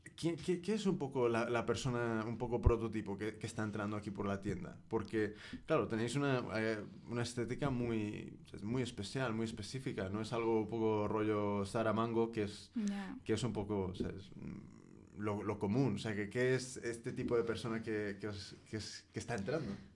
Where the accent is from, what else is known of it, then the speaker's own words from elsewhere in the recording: United States; yo soy de Estados Unidos, pero toda mi familia es mexicana